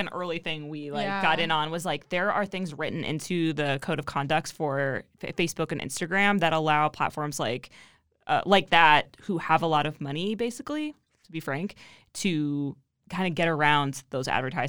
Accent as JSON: {"language": "English", "region": "Ohio", "country": "United States", "moved": "yes", "lives_now": "Austin, United States", "said": "I'm from Ohio."}